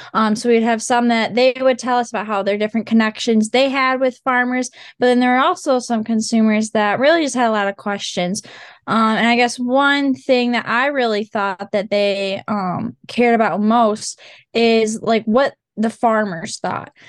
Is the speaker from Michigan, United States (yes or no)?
yes; Montague, Michigan, United States; I'm from Montague, Michigan. So I've grown up on my